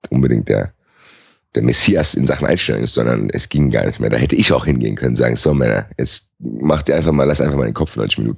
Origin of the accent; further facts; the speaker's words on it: Frankfurt, Hesse, Germany; Und dieses, ich glaube, das hat man als Frankfurter aber auch drin